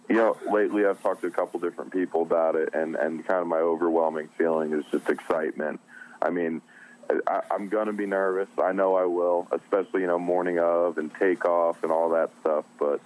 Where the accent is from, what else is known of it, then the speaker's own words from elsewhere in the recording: New Jersey, United States; Hey, so I'm originally from New Jersey, so I still got a little bit of that in me, although my voice may be turning a little more southern.